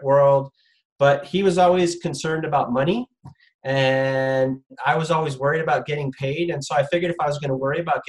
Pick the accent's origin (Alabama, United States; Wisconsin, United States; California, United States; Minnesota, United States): California, United States; Los Angeles; moved away as an adult; I grew up in Southern California in the San Fernando Valley in Sherman Oaks.